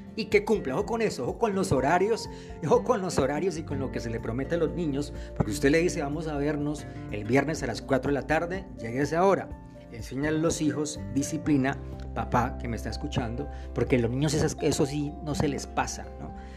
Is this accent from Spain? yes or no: no; Colombia; aquí en mi país Colombia